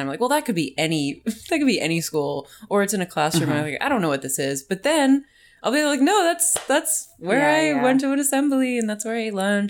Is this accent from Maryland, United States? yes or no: no; West Caldwell, New Jersey, United States; it's shot at my hometown